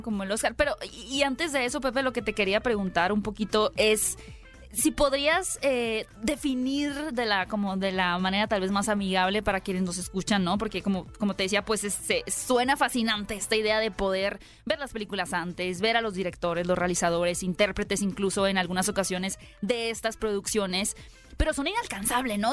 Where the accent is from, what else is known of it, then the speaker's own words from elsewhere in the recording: Hermosillo, Sonora, Mexico; desde que somos chicos, por ejemplo yo que soy de Hermosillo, escuchaba estos festivales de cine